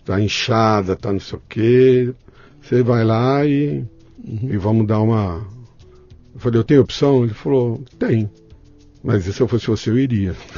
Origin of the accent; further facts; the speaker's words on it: São Paulo, Brazil; Eu nasci em São Paulo, na Lapa